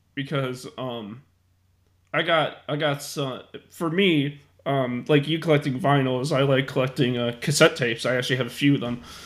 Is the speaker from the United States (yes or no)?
yes; Chicago, Illinois, United States; my hometown of Chicago, Illinois